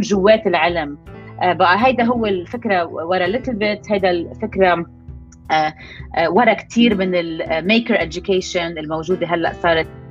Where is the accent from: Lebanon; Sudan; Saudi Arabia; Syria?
Lebanon; moved away as an adult; also born or lived in Boston, United States; now in New York, United States; أنا لبنانية الأصل بس عايشة بنيويورك صار لي هلأ تقريبا 17 سنة آه، آه، كبرت بلبنان